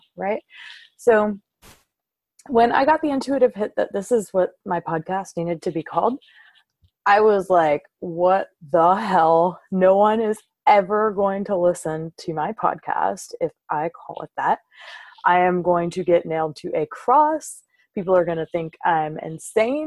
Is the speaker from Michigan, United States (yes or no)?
no; Covington, Louisiana, United States; I am from South Louisiana, a little town called Covington. It's about half an hour north of New Orleans. And I was raised in a very small, tight-knit Southern Baptist community.